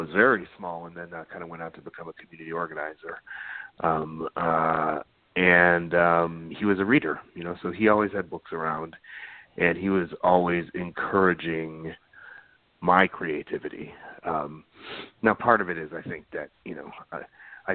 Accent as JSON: {"language": "English", "town": "Dearborn", "region": "Michigan", "country": "United States", "tie": "born or raised there", "said": "I grew up outside of Detroit in kind of a factory town, a kind of immigrant enclave there, Dearborn, Michigan"}